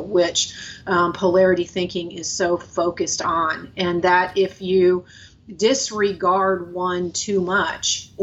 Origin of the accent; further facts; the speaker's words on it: Florida, United States; moved away as an adult; also born or lived in Wisconsin / Chicago / Atlanta; I was born in Wisconsin, but my family migrated us to Florida when I was little. And so I grew up in Florida.